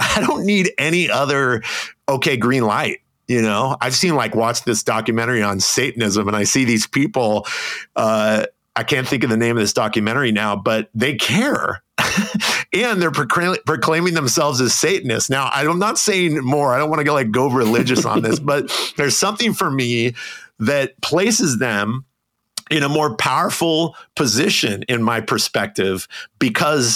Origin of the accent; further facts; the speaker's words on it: United States; I'm a white male growing up in the United States